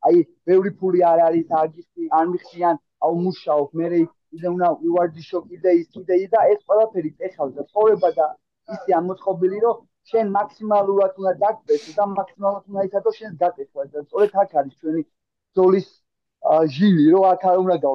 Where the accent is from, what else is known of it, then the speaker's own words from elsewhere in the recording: Tbilisi, Georgia; moved away as an adult; also born or lived in Kartli / Kakheti; now in Barcelona, Spain; ქართლიდან ვარ, მაჩაბელი. აა დედულეთ იმა კახეთში. თუმცა აა თეოლოგიური თბილისელი ბიჭი ვარ, რომელიც აა თავი დროზე სკოლაში სწავლობდა, ყველაფერი თბილისური გავლილი აქვს